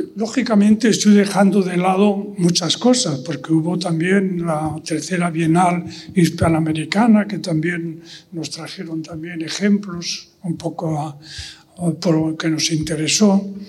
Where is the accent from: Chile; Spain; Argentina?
Spain; Yo mismo también, como español, como ciudadano español